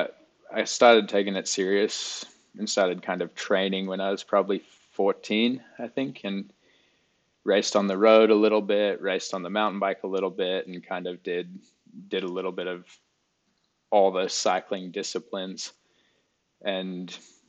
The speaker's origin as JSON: {"language": "English", "town": "Alice Springs", "region": "Northern Territory", "country": "Australia", "tie": "born or raised there", "said": "Alice Springs, Australia, which is where I grew up"}